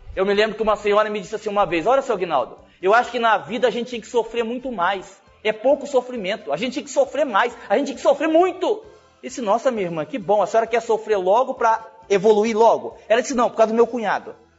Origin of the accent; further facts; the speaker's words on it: Brazil; a gente é brasileiro